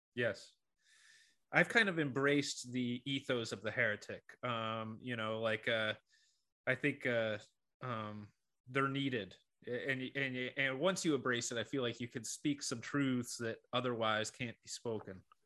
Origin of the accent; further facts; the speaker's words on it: Rochester, New York, United States; I grew up in Rochester, New York